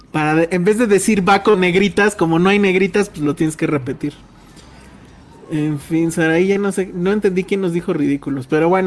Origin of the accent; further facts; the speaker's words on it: Mexico City, Mexico; Nos preguntan que si todos somos de CDMX, de CDMX. Pues sí, sí, ¿no? Sí. O sea, original de cepa, pues.